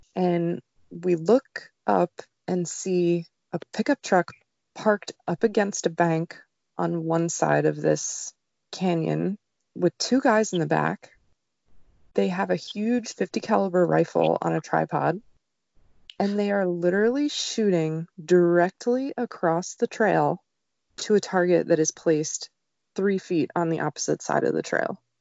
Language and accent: English; New Jersey, United States; moved away; I grew up in New Jersey, where hunting wasn't allowed on Sundays.